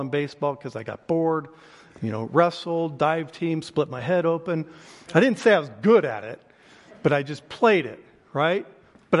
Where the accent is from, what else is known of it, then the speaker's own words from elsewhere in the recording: Oklahoma, United States; I'm from Oklahoma